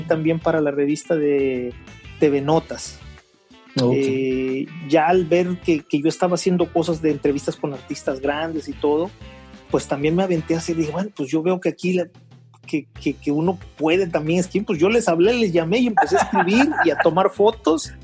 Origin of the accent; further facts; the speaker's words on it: Veracruz, Mexico; also born or lived in Mexico City; nací en Veracruz, soy mexicano.